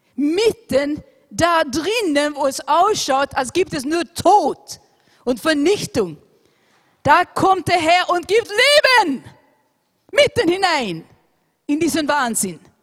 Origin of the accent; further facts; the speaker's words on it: Austria; unser wunderschönes Land Österreich